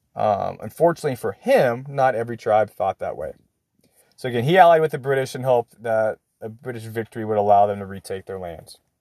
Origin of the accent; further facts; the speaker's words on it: United States; me being an American